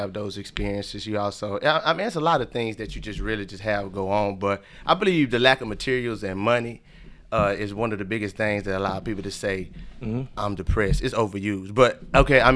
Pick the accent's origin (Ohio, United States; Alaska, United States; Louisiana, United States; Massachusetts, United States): Louisiana, United States; now in Georgia, United States; I'm from Louisiana